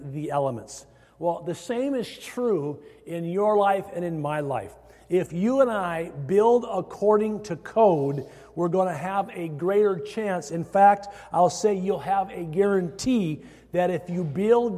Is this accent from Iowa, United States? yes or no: yes; Iowa, United States; moved away; growing up in Iowa